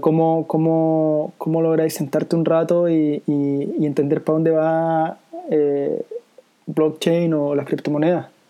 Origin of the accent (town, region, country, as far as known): Chile